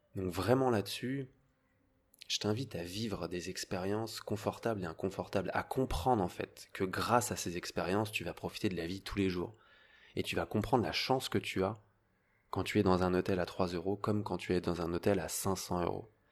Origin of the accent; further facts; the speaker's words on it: Paris suburbs, Île-de-France, France; j'avais une famille euh, très bien, on était en banlieue parisienne, on vivait super bien, euh, très bien élevé